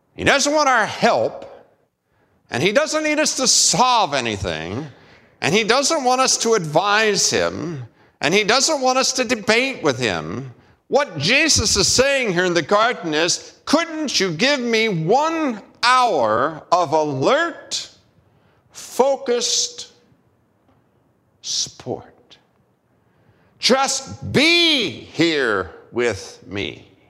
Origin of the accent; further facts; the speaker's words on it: United States; as American male